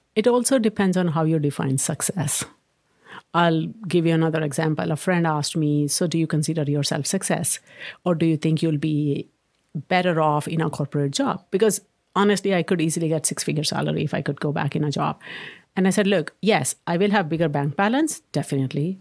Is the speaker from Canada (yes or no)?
no; India; moved away as an adult; also born or lived in Maryland, United States; now in Redmond, United States; When I was growing up in India